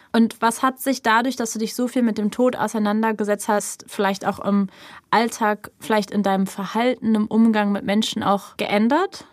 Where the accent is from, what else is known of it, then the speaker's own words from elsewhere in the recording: Berlin, Germany; der Straße, wo ich aufgewachsen bin. Mhm. So einfach als Kreuzbergerin geboren und als Kreuzbergerin bestattet